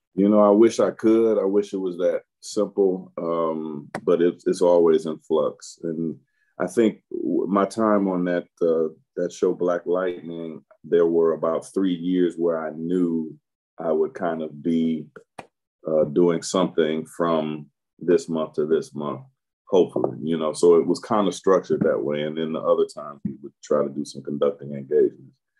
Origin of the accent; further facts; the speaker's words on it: Detroit, Michigan, United States; I was born in Detroit, Michigan. Um, first eight years on the uh, southwest side, then um, maybe when I was your age to a little to maybe college, northwest side of Detroit